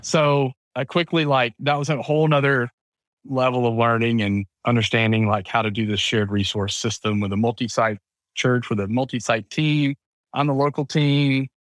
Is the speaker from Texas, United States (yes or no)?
no; town north of Atlanta, Georgia, United States; accent: southern; grew up in the South, in Georgia, uh, town north of Atlanta